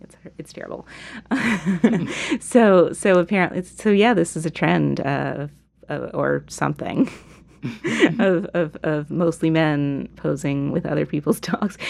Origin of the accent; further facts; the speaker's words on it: United States; a progressive American